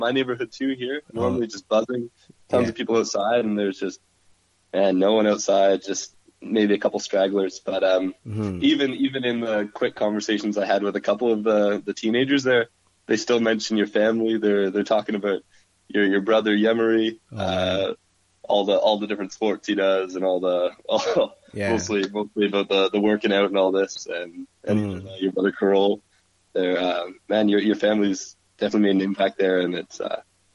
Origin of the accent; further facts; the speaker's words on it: St. Thomas, Ontario, Canada; moved away as an adult; now in Waterloo, Canada; I'm not from here. I'm from St. Thomas. I'm I came to Waterloo to do school at Laurier